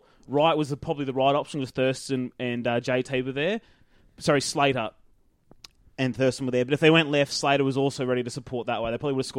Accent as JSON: {"language": "English", "region": "Queensland", "country": "Australia", "said": "as a Queenslander"}